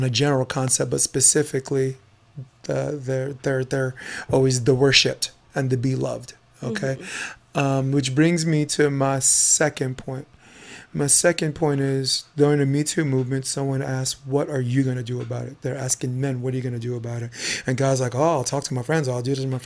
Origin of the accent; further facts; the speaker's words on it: New York City, New York, United States; also born or lived in Harlem, New York; I grew up on Flatbush Avenue, Brooklyn, New York